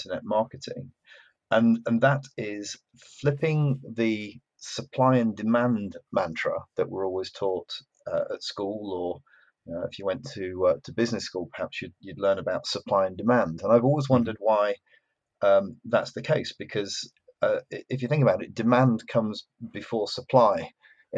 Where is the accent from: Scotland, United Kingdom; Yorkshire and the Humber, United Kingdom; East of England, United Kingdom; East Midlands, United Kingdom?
Yorkshire and the Humber, United Kingdom; I'm from Yorkshire